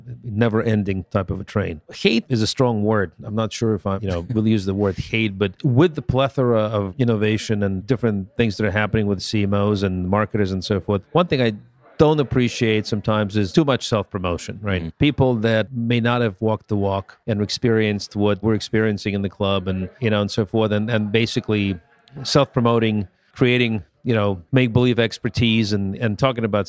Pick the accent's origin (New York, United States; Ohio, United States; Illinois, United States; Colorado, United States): New York, United States; I'm from New York